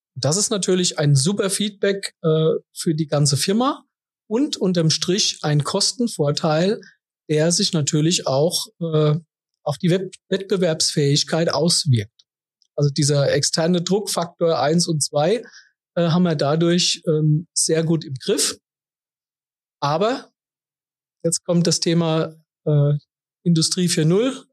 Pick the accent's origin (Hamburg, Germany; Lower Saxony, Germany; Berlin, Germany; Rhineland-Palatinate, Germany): Rhineland-Palatinate, Germany; Kaiserslautern; Ich bin gebürtiger Kaiserslauterer